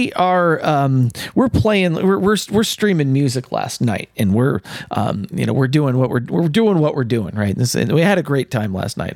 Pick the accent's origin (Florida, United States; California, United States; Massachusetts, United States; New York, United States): California, United States; San Francisco Bay Area; moved away; I'm originally from the San Francisco Bay Area.